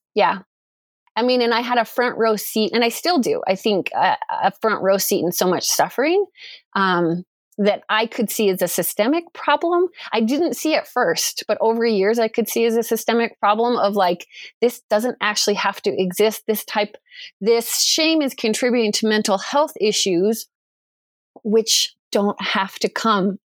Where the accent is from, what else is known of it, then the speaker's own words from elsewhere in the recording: Durango, Colorado, United States; moved away as an adult; also born or lived in Idaho; I was born and raised in Durango, Colorado.